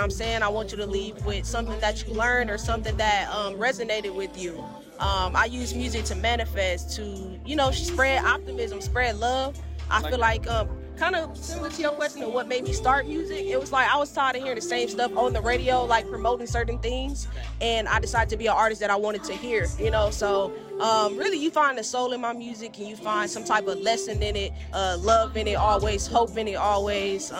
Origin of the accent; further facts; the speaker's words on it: Milwaukee, Wisconsin, United States; my hometown, from Milwaukee